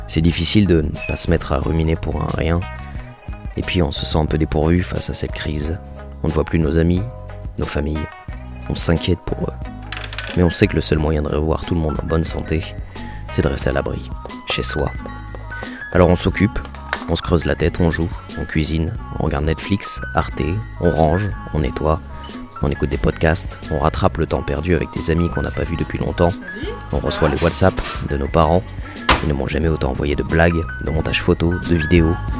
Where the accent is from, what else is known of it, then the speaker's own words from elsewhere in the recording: Limoges, Nouvelle-Aquitaine, France; now in Paris, France; je vis à Paris mais je suis originaire de Limoges